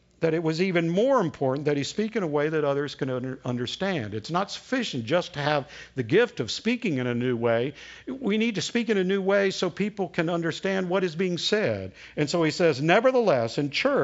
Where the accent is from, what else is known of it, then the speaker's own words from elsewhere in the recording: the South, United States; accent: Southern; first language English; my native tongue is Southern